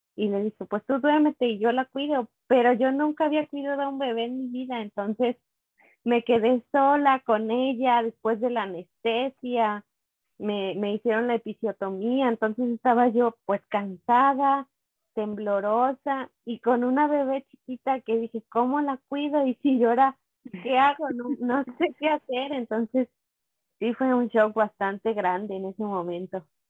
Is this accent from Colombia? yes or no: no; Teocelo, Veracruz, Mexico; yo soy de Teocelo, Veracruz, es un pueblito